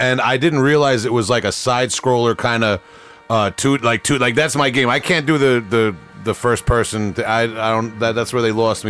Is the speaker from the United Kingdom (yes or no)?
no; Huntington Station, New York, United States; I'm from Huntington Station.